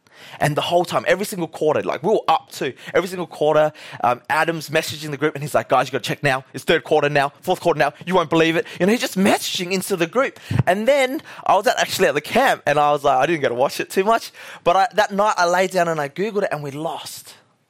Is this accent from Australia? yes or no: yes; Australia; We're all Australian. Woo, yeah, Australia was.